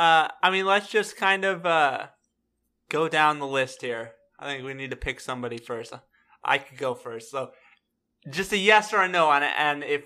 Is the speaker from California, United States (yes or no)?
no; Texas, United States; just being from Texas, I think Dwayne is an interesting parallel just because of that, you know?